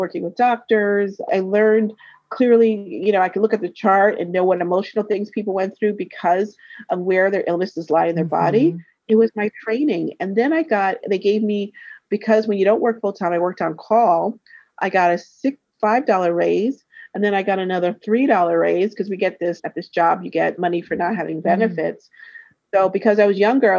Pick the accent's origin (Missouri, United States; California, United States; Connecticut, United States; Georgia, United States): Connecticut, United States; moved away; also born or lived in Brooklyn, New York / New York; I grew up in Connecticut, but I was born in Brooklyn. So I lived in New York for 10 years